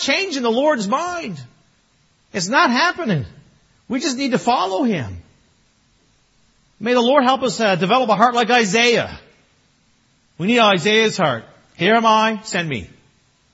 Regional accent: Newfoundland and Labrador, Canada; I'm Newfoundlander.

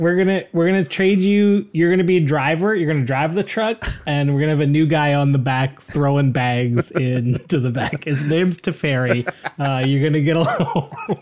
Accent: Canada; We're proud Canadian podcasters

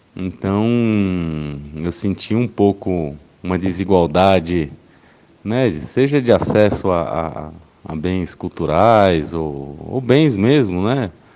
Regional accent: São Paulo, Brazil; eu sou paulistano, tenho 38 anos

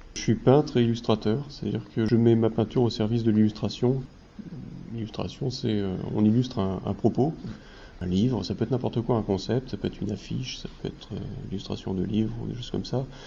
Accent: Normandy, France; Je suis normand

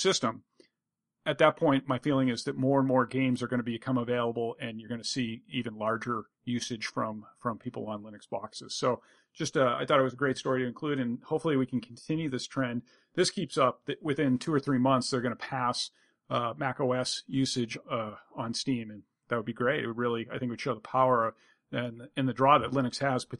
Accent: United States; first language English; as an English-speaking American who is unilingual

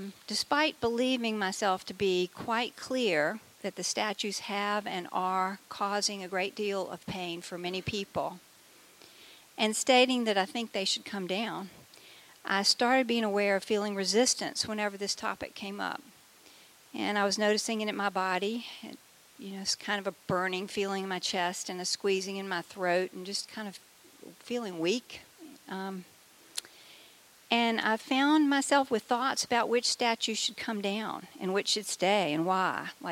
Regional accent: Southern United States, United States; people here were raised below the Mason-Dixon line? A few. Okay. So, I was, in case you can't tell by my accent.

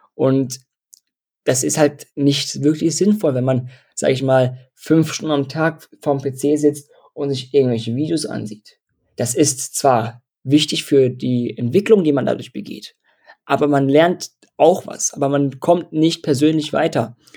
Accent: Dortmund, North Rhine-Westphalia, Germany; ich komme aus Dortmund

